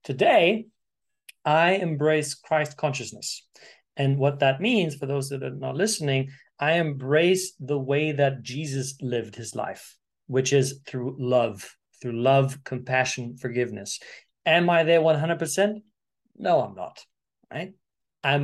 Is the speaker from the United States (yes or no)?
no; Germany; born there; I was born in Germany, Sicilian family.